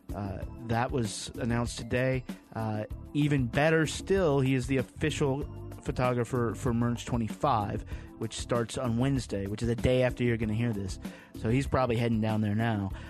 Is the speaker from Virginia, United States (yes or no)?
yes; Lynchburg, Virginia, United States; from my hometown of Lynchburg, Virginia originally